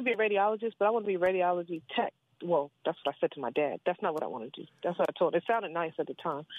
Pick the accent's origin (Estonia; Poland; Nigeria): Nigeria; now in Laurel, United States; I'm Nigerian